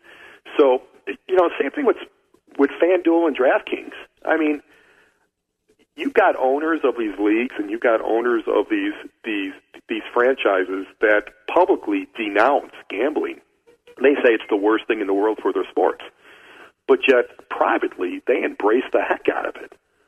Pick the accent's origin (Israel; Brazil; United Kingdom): Brazil; I'm sending three or four of my boys that I grew up with in Brazil to Australia